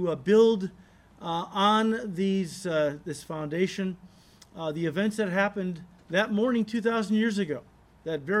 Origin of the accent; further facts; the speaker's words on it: United States; as an American